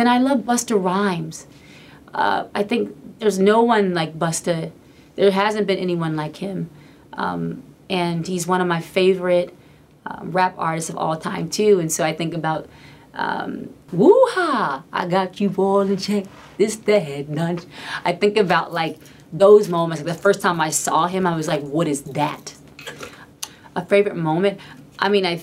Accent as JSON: {"language": "English", "town": "Atlanta", "region": "Georgia", "country": "United States", "tie": "born or raised there", "said": "my hometown"}